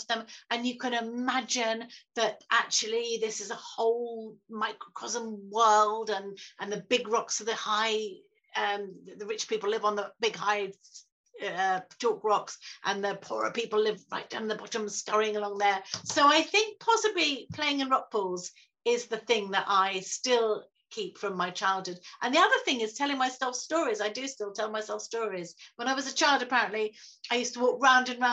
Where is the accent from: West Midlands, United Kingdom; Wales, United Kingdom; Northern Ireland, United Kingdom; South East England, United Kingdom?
South East England, United Kingdom; Saltdean; when I was growing up in Salt Dean